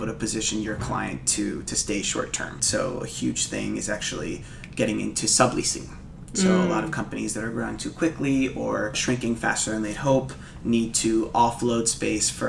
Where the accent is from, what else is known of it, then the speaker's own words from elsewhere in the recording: New Jersey, United States; moved away as an adult; also born or lived in Miami, Florida; now in San Francisco, United States; I'm from New Jersey, born right outside New York City